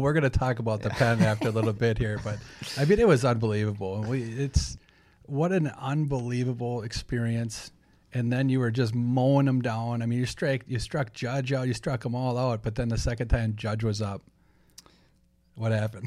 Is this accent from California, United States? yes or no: no; Saint Paul, Minnesota, United States; born and bred on the Saint Paul's East Side